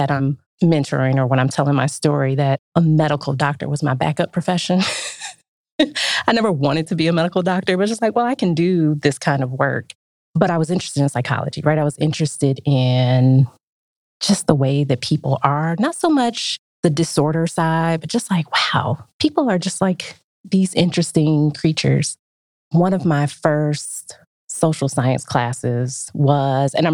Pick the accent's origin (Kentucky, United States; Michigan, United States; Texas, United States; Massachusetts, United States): Michigan, United States; Detroit; I grew up in Detroit in the 80s